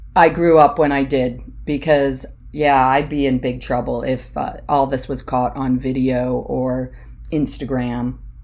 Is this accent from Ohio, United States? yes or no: yes; Hudson, Ohio, United States; I grew up in Hudson, Ohio.